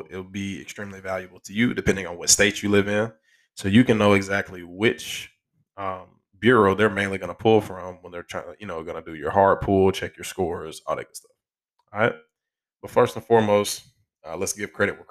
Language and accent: English; Alabama, United States; my home state.